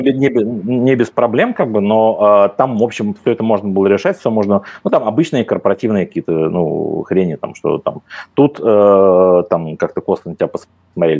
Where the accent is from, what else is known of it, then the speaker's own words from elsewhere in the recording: Moscow, Russia; moved away as an adult; now in Slovenia; я москвич, я как бы москвич по некоторым линиям в четвертом поколении, я как бы не лишен любви к своему родному городу